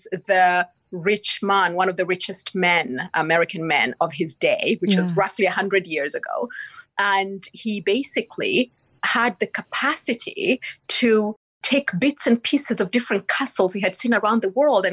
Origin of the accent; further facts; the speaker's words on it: Kisii, Kisii County, Kenya; moved away; also born or lived in Limuru, Kenya; I was born in Kisii in Western Kenya